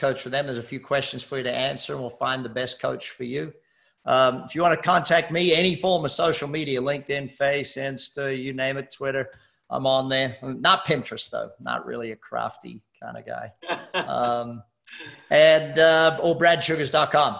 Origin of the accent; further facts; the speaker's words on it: Australia; moved away as an adult; also born or lived in Hamilton Island, Queensland, Australia; now in United States; I'm Australian